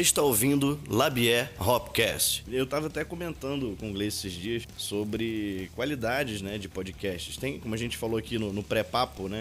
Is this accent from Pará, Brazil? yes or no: yes; Pará, Brazil; eu sou paraense.